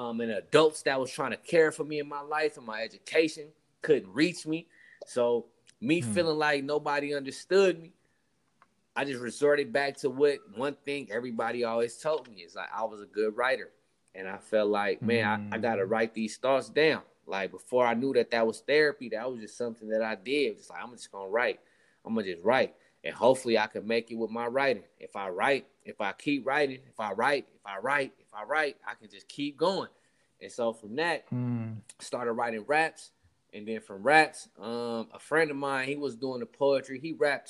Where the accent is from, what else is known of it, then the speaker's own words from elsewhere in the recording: Richmond, California, United States; We all was born and raised in Richmond, California, mostly grew up in North Richmond, California